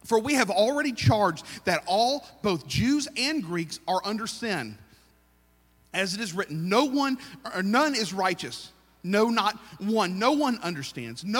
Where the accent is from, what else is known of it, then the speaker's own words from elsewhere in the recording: United States; I am very American